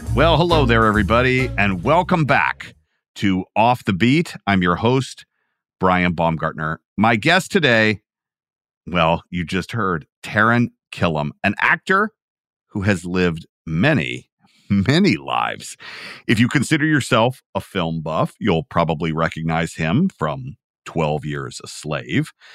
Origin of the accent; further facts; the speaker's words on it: Georgia, United States; I am from Georgia